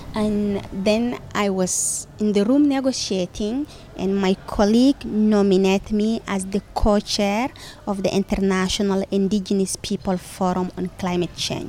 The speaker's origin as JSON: {"language": "English", "country": "Chad", "tie": "born or raised there", "said": "I'm coming from the Mbororo pastoralist community, mm-hmm. and uh, we are part of the indigenous peoples group. My people is uh, around five countries: Chad, Cameroon"}